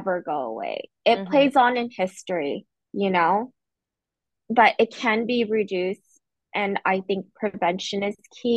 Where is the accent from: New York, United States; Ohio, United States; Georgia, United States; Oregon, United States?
Oregon, United States; moved away; I used to live in Oregon and in grade school. My dad was a pastor. We were the only Asian family in our neighborhood and in my school